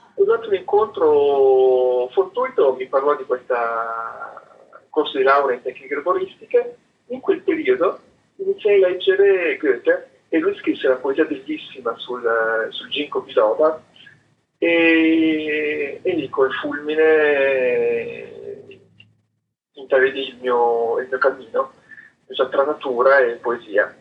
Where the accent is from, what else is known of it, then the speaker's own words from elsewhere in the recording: Sicily, Italy; also born or lived in Piacenza, Italy / Parma, Italy; now in Salsomaggiore Terme, Italy; essendo siciliano, portando un nome siciliano, parlando tanto della mia terra